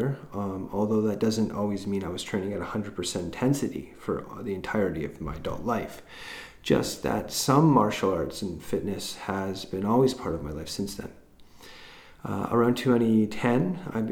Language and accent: English; Vancouver Island, British Columbia, Canada; also born or lived in Haida Gwaii; I was born and grew up on Vancouver Island, but also spent some years growing up in Haida Gwaii.